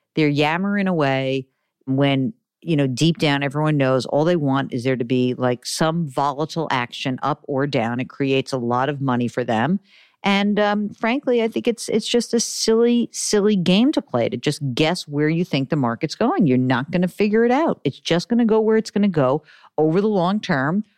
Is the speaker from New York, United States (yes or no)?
yes; New York, United States; I'm a Jew from New York